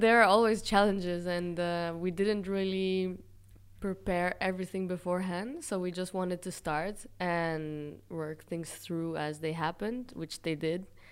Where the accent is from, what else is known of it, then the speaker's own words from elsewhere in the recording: Israel; moved away as an adult; also born or lived in Europe; i was born in israel by chance basically